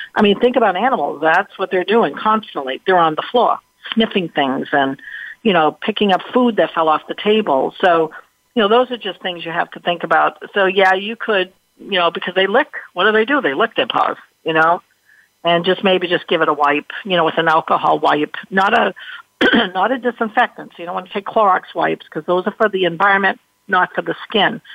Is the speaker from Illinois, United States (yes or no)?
no; Massachusetts, United States; I'm from Massachusetts